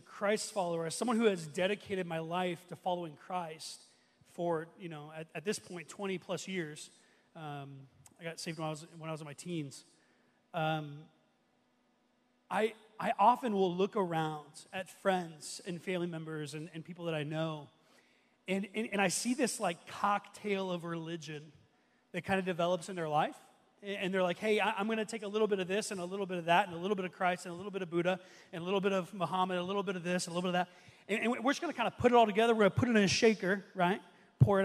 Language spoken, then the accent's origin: English; Ohio, United States; I'm from Ohio, big Ohio State fan